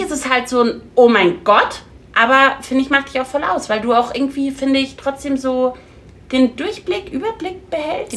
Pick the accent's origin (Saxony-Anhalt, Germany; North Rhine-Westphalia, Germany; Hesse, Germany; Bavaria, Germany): Bavaria, Germany; Munich; wir kommen aus München